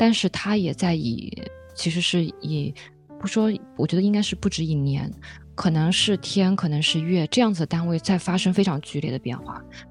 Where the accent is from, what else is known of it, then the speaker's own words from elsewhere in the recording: Hefei, Anhui, China; moved away as an adult; now in Shanghai, China; 我的家乡在合肥，那其实三十多年前的合肥也是比较落后的。